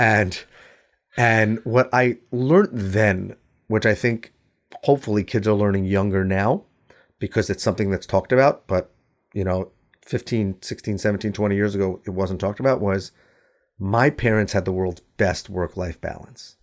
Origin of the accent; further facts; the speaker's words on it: New York, United States; I'm from New York